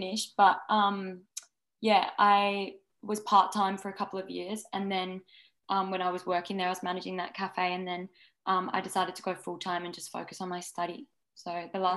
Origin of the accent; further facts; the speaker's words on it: Adelaide, South Australia, Australia; moved away as an adult; now in Byron Bay, Australia; I've lived in Byron Bay for the last 5 years, but I grew up in Adelaide.